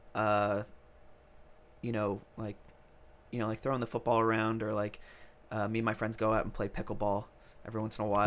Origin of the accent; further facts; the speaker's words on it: New York, United States; now in Nashville, United States; I'm from New York